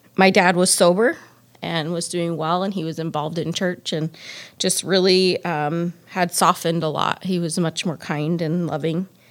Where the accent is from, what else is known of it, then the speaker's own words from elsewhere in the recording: Phoenix, Arizona, United States; moved away; I was born and raised in Phoenix, Arizona.